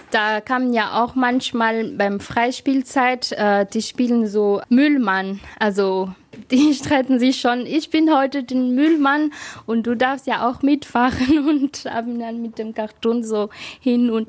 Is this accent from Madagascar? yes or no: yes; Madagascar; now in Germany; weil ich komme ja auch aus dem Land, also aus Madagaskar, wo zum Beispiel gar nicht das Müll nicht trennen.